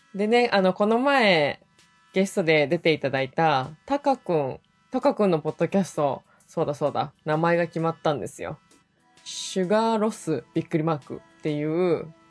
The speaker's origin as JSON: {"language": "Japanese", "region": "Hokkaido", "country": "Japan", "tie": "born or raised there", "said": "どさんこ"}